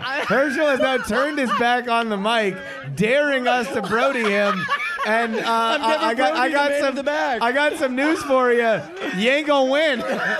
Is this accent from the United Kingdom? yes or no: no; Florida, United States; I am from Florida.